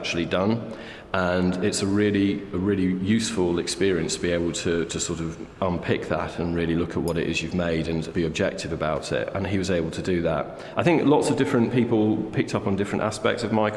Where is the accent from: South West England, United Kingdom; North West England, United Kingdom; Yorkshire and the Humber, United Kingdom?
North West England, United Kingdom; Cheshire; moved away; I grew up in Cheshire, which is near Manchester